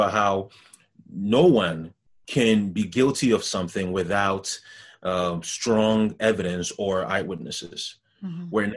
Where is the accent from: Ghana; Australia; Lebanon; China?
Ghana; also born or lived in Montreal, Canada; now in Canada; I'm from Ghana, where corruption is rampant throughout the entire nation